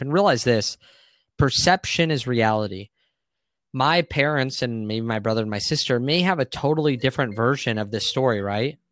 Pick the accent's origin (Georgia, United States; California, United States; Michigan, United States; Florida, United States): California, United States; Santee; I grew up in Santee, which is in San Diego, a suburb just east of La Jolla